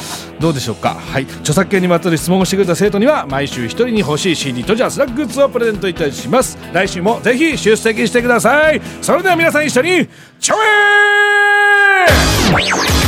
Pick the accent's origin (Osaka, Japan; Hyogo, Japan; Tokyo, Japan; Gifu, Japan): Gifu, Japan; 僕と同じ岐阜出身だったんですよ